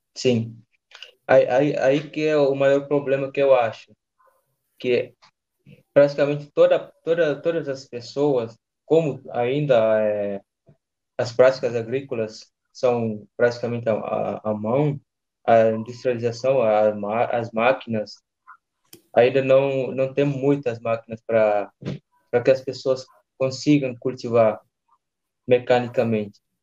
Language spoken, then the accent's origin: Portuguese; Guinea-Bissau; now in São Paulo, Brazil; sou da Guiné-Bissau. Estou aqui em São Paulo, no Brasil.